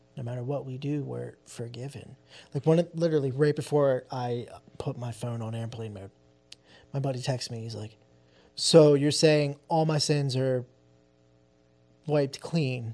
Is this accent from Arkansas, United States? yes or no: no; New Jersey, United States; also born or lived in Philadelphia; we're from Jersey, right across the street from Philly